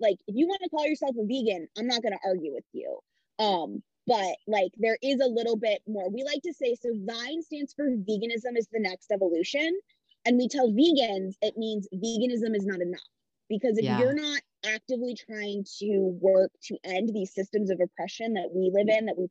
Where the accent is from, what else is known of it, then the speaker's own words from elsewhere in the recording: Midwest, United States; I grew up Italian in the Midwest